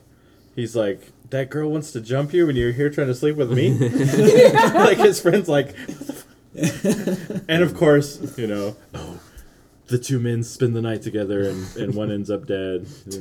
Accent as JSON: {"language": "English", "region": "Wyoming", "country": "United States", "tie": "born or raised there", "said": "I grew up in Wyoming."}